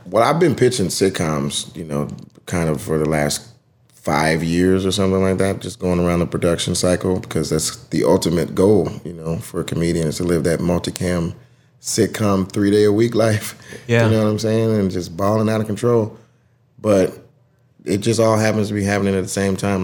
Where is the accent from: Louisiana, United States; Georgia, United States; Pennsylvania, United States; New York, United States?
Georgia, United States; College Park; I'm from Atlanta. Grew up in College Park, like where the airport is